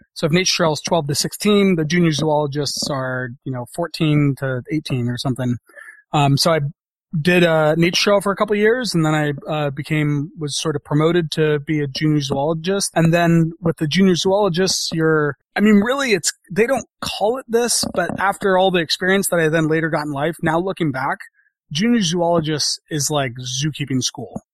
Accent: San Francisco, California, United States; fortunate enough to be growing up in San Francisco

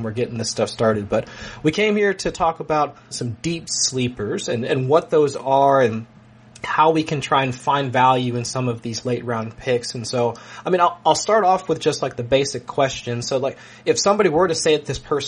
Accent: Ohio, United States; I'm from Ohio

